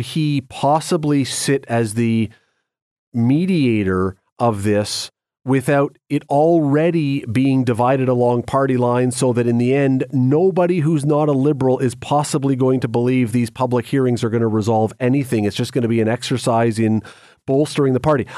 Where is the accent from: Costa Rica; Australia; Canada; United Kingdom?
Canada; we Canadians